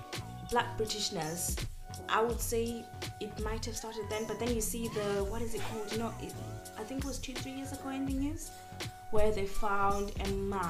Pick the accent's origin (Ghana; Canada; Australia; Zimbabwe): Zimbabwe; now in United Kingdom; this is where I was born. Mm-hmm. This is where I spent a time of my life, my childhood. However, just because I don't rap it as much as I feel like I don't rap Zimbabwe. I rap being African more than I rap being Zimbabwean